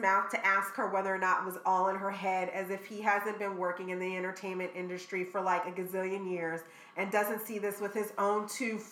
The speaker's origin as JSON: {"language": "English", "town": "Philadelphia", "region": "Pennsylvania", "country": "United States", "said": "I'm from Philly"}